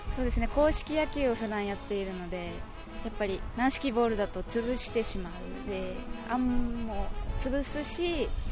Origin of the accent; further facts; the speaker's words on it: Yaese, Okinawa, Japan; 八重瀬町になります白川小学校